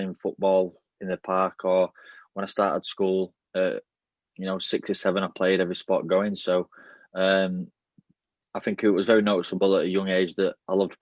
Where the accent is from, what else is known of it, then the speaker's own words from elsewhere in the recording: Yorkshire and the Humber, United Kingdom; moved away as an adult; now in Wigan, United Kingdom; growing up in Yorkshire